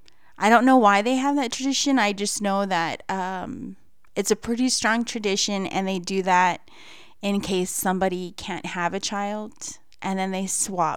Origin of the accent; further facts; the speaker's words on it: Guam; I was born in Guam. It's an island, small island.